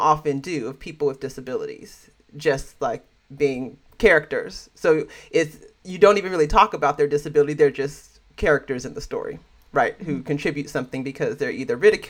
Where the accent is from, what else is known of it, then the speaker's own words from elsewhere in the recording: the Bay Area, California, United States; I'm from California, so the Bay Area